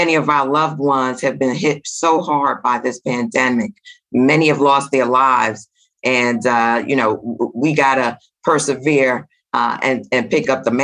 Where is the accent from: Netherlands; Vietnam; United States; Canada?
United States; New York City, New York; also born or lived in Jamaica; I'm a sister from Flatbush, Flatbush, Brooklyn.